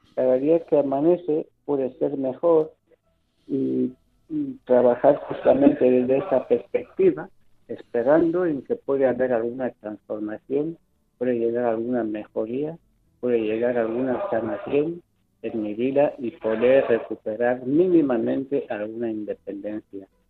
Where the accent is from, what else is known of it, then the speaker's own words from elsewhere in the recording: Equatorial Guinea; moved away as an adult; now in Spain; mi tierra de Guinea